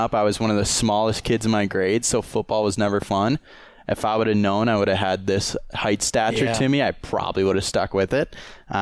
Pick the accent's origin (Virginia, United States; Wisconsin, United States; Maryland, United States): Wisconsin, United States; Chippewa Falls; I'm from Chippewa Falls, Wisconsin, about 10 minutes up the road